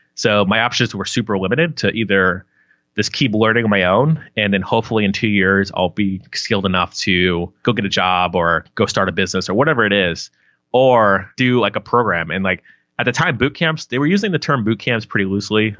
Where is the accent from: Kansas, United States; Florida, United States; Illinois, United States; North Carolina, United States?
Florida, United States; Palm Harbor; I grew up in Palm Harbor, Florida, which is like two cities outside of Tampa